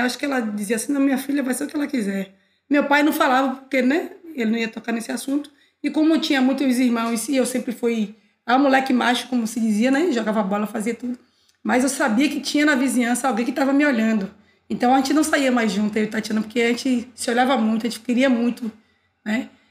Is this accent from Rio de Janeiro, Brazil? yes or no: no; Salvador, Bahia, Brazil; sou nascida em Cosme de Farias, renascida em, no Gevelho da Federação